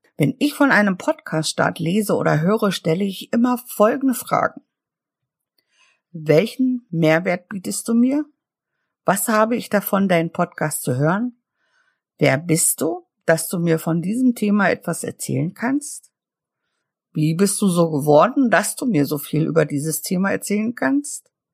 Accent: Mecklenburg-Vorpommern, Germany; ich komme aus Mecklenburg und liebe die plattdeutsche Sprache

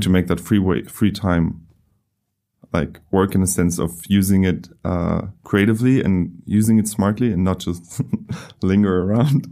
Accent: Germany; moved away; I come from Germany.

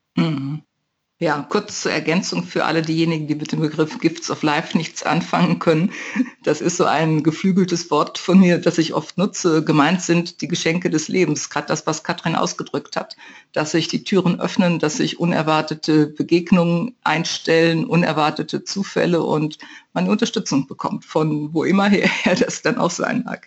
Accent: North Rhine-Westphalia, Germany; moved away; In meiner Heimat zumindest sagte man das, in meiner westfälischen

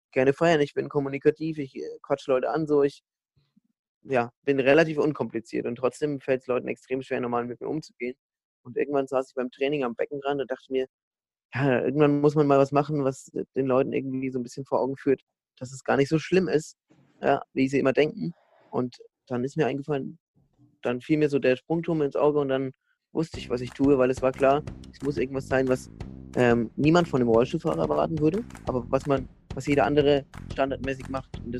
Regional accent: Bamberg, Bavaria, Germany; dann bin ich dann irgendwie doch im Laufe der nächsten ein, zwei Wochen mal in meiner Heimatstadt Bamberg an die Uni gegangen

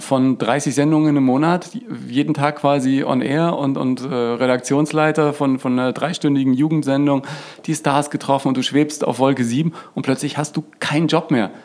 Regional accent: Franconia, Bavaria, Germany; In Franken aufgewachsen

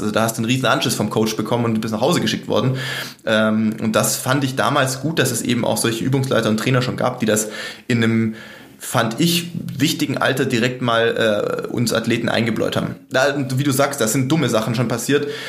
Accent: Sindelfingen, Baden-Württemberg, Germany; moved away; also born or lived in Regensburg; wie ich in Sindelfingen, sag ich mal, äh, sportlich groß geworden bin in der Jugend und dann auch in Regensburg

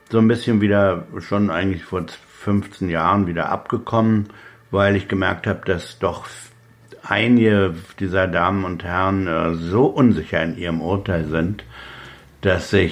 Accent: Berlin, Germany; In, in, Brandenburg ist man als Berliner immer noch die Bulette, die eigentlich bloß wegbleiben soll.

